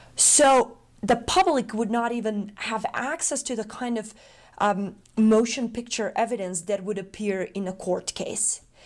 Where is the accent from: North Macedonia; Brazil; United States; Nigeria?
North Macedonia; moved away; I'm originally from Macedonia. I was born in a country that right now exists as a museum in Belgrade. I was born in the former Yugoslavia. my childhood, my upbringing, uh, was marked by, um, the wars